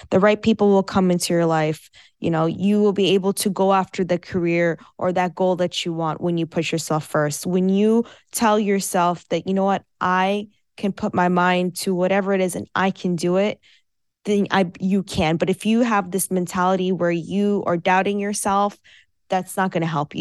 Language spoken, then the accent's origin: English; United States; first language Farsi; English is a second language; I was born and raised in America